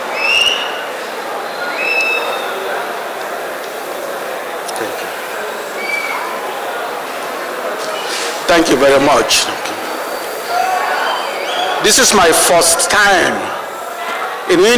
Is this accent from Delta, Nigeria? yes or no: no; Onitsha, Anambra, Nigeria; now in Washington, D.C., United States; I began my journey in 1954 on the banks of the River Niger in my hometown, Onitsha